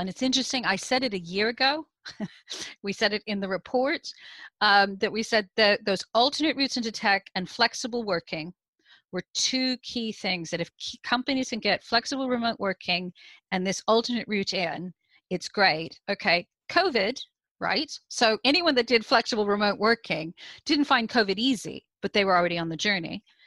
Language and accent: English; United States; now in United Kingdom; you can hear from my accent. I'm originally from the US, I now live in the UK